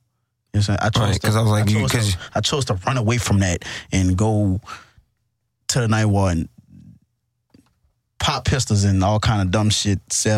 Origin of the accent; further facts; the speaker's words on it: New Orleans, Louisiana, United States; I'm from downtown New Orleans.